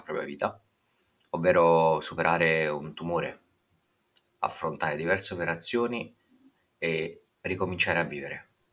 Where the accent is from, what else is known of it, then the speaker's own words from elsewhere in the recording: Naples, Campania, Italy; ho ventinove anni e provengo da Napoli